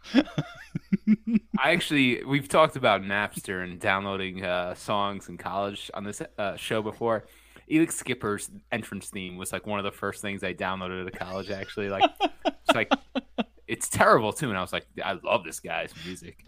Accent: New York, United States; we're from New York

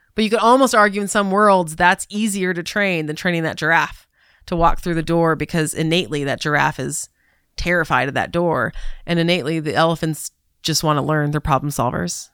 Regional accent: Southern California, United States; moved away; also born or lived in Atlanta / Chicago; I grew up in Southern California

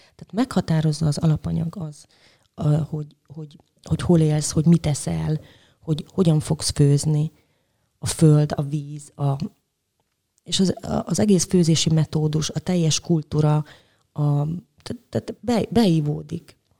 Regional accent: Debrecen, Hajdú-Bihar, Hungary; moved away as an adult; also born or lived in Budapest; now in Szeged, Hungary; Szeretem Debrecent, mert ott születtem, meg ott töltöttem a gyerekkoromat

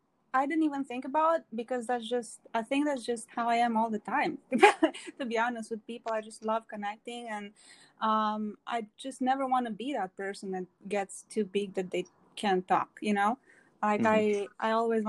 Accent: Romania; moved away; I am from Romania, born and raised in Romania.

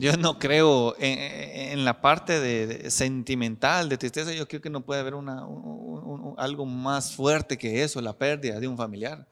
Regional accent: La Unión, Zacapa, Guatemala; soy originario de la, de la Unión Socapa, un pueblo que está a 194, 195 kilómetros de aquí de la ciudad capital.

